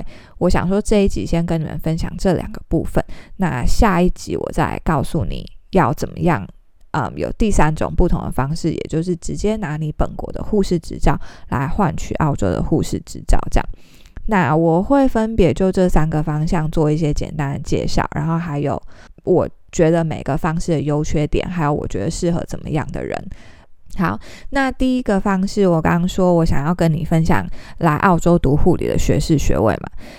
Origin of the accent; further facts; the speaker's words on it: Taiwan; 但是以我们是台湾人啊，或者是其他非英文为母语的国家的话，你都需要特别去考留学考试